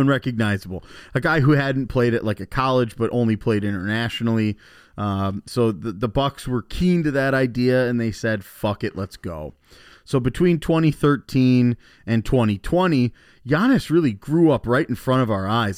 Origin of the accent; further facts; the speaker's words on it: Wisconsin, United States; also born or lived in Chicago; I was born in Chicago and, and moved to Wisconsin when I was only like two or three years old.